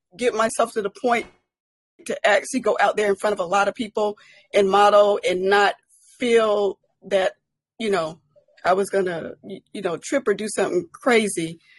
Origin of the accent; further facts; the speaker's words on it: Colorado Springs, Colorado, United States; I'm from Colorado Springs, Colorado